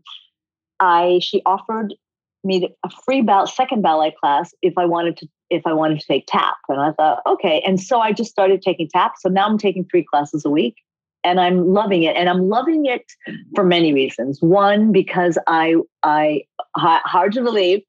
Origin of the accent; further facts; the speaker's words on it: Coventry, Rhode Island, United States; also born or lived in Japan; I was made in America, but born in Japan. So I am first generation Japanese American. But I grew up in Rhode Island, tiny little town called Coventry, Rhode Island